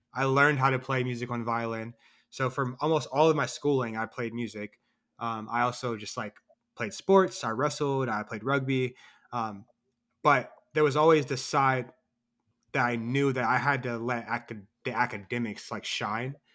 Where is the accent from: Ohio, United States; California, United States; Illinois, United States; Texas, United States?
Ohio, United States; Columbus; also born or lived in North Carolina; I'm a writer from Columbus, Ohio. I was born and raised here.